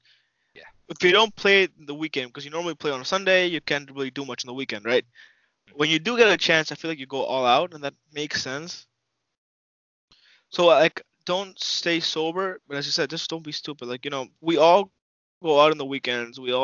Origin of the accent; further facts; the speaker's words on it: Panama; moved away; back home, I'm from Panama